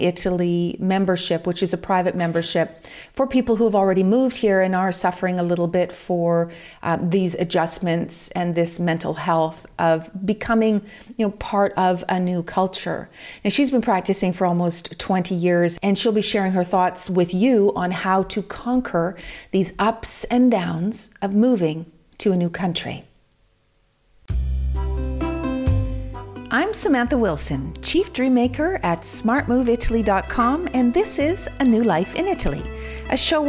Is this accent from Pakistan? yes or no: no; United Kingdom; also born or lived in Vancouver; I'm also British, and I found the same problems when I was in England, because there is so much rain and so much cloud cover.